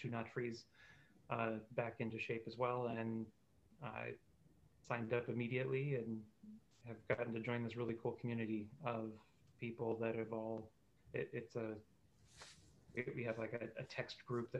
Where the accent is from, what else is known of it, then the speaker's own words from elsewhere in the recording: California, United States; moved away as an adult; now in Iowa City, United States; I grew up in California where it was 72 and sunny all the time